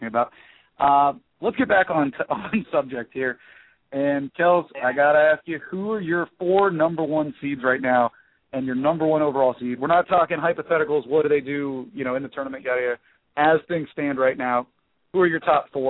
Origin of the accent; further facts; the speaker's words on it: Miami, Florida, United States; moved away as an adult; also born or lived in Pittsburgh / Indiana; I'm from Pittsburgh. I grew up in Miami